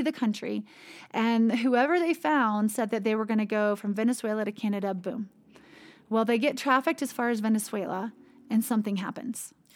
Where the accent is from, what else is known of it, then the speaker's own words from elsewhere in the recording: United States; growing up in the United States